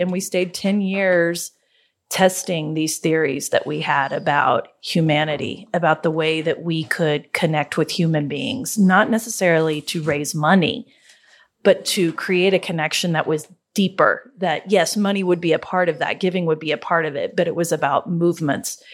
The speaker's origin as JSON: {"language": "English", "region": "Oklahoma", "country": "United States", "said": "we're from Oklahoma, so we call it Gala, not Gala. Um, we're Hicks"}